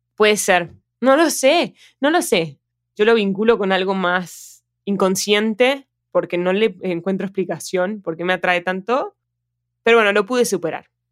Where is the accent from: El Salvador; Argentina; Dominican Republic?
Argentina; Yo, yo soy argentina, siempre voy a ser argentina